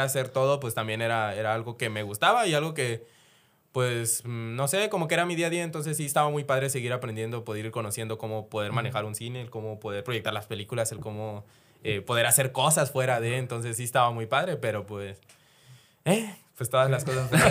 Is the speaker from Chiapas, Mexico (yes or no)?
yes; Chiapas, Mexico; yo soy de Chiapas